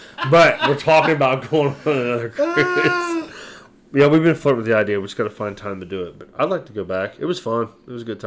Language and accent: English; United States; also born or lived in Ohio; I am an American.